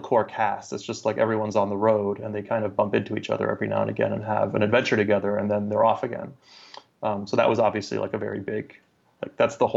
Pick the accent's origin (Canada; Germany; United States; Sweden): Germany; moved away; I grew up in Germany, and there's a whole slew of kind of German YA fantasy novels that I grew up reading